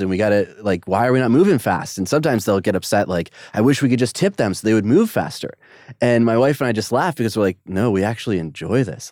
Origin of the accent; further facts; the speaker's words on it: United States; as an American